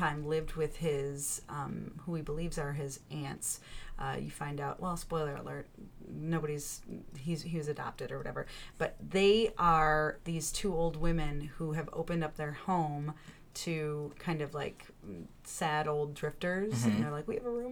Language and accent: English; Chicago, Illinois, United States; as a Chicagoan